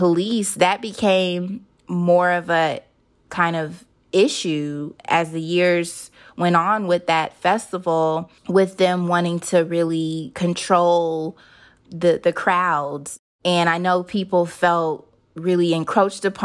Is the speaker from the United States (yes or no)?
yes; Oakland, California, United States; also born or lived in Hayward, California; growing up in Oakland